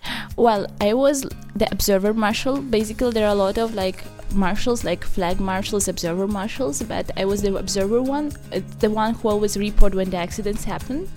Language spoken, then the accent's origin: English; Baku, Azerbaijan; moved away as an adult; now in Trento, Italy; I am from Azerbaijan, Baku, from the city of winds and the sun at the same time.